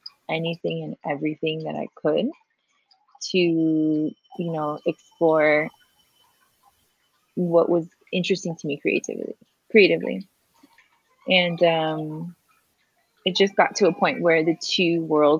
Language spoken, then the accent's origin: English; Hawaiian Gardens, California, United States; moved away as an adult; also born or lived in San Francisco; now in Mexico; I grew up in Hawaiian Gardens, which is a barrio adjacent to Long Beach